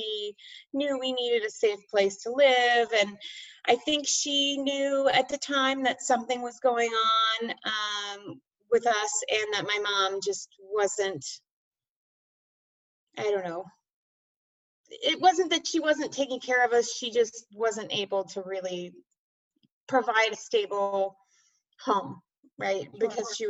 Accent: Bay Area, California, United States; moved away as an adult; I grew up in the Bay Area, California, and until 3 years ago.

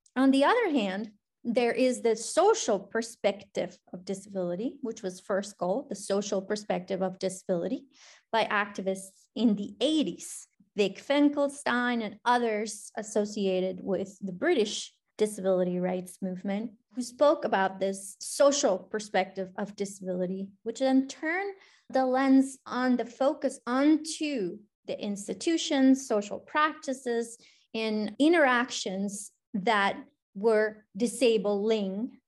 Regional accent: Colombia; English is a second language; now in Cincinnati, United States; I was born and raised in Colombia

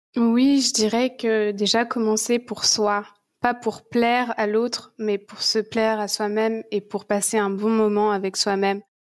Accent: France; moved away as an adult; also born or lived in Goa; now in Bali, Indonesia; Je suis partie de la France à mes 19 ans

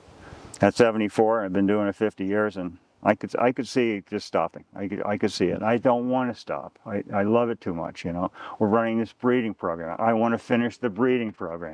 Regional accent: Long Island, New York, United States; now in Vermont, United States; I was brought up on Long Island

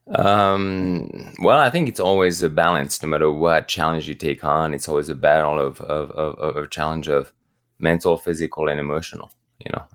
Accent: the Alps, France; moved away; also born or lived in Normandy, France; growing up in the Alps

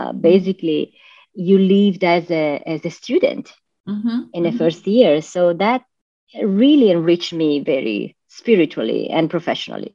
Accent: Milan, Lombardy, Italy; moved away as an adult; now in Florida, United States; I live in Florida, but I was born and raised in Milan, Italy, and I moved to USA

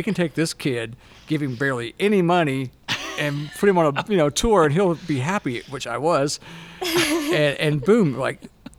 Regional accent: Moss Point, Mississippi, United States; accent: Southern; moved away as an adult; also born or lived in Mobile, Alabama / Los Angeles, California; I was born in Mobile, Alabama, but raised like 30 minutes from there over in Moss Point, Mississippi.

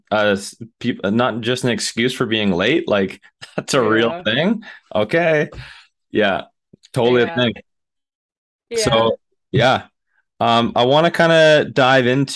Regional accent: around Toronto, Ontario, Canada; moved away; I'm from Ontario, like around Toronto, not Toronto, but around Toronto.

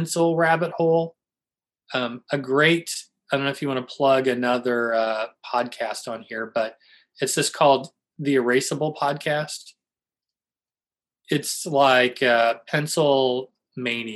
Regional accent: St. Louis, Missouri, United States; I'm from St. Louis

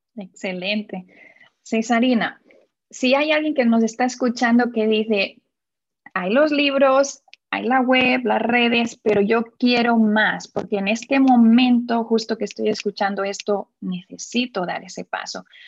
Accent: Barcelona, Catalonia, Spain; now in Indianapolis, United States; nací en Barcelona y ahora te estoy hablando desde Indianápolis, exacto, en Estados Unidos

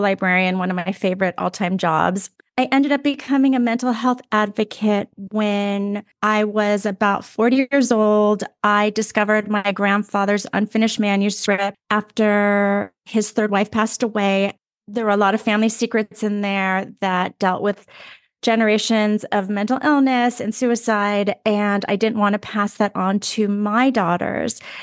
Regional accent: Los Angeles, California, United States; born or raised there

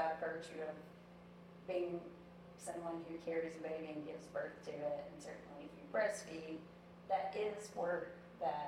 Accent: the South, United States; I am from the South

